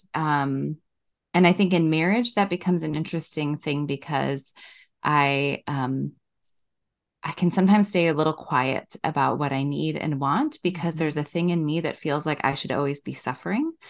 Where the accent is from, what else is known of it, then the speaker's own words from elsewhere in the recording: Wisconsin, United States; moved away as an adult; also born or lived in Madison, Wisconsin; now in Minnesota, United States; I grew up in Wisconsin